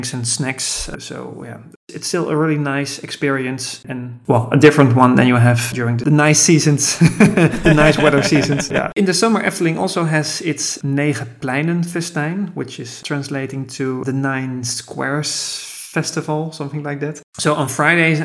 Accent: Amersfoort, Utrecht, Netherlands; here in my hometown, Amersfoort

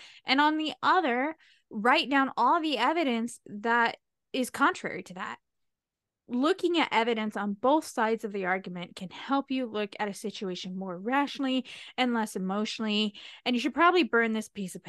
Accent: United States; I'm American. We don't use fancy smancy words.

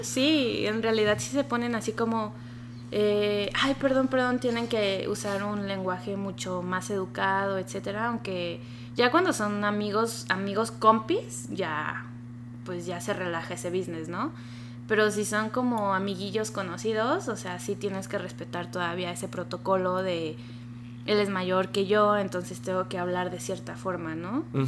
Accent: Mexico; moved away as an adult; now in Japan

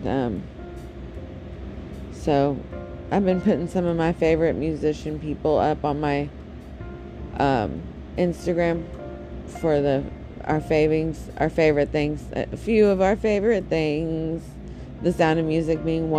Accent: United States; my home country, my United States of America

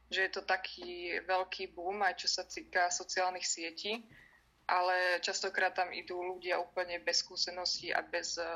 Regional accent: Liptovský Mikuláš, Žilina Region, Slovakia; som sa narodila v Liptovskom Mikuláši

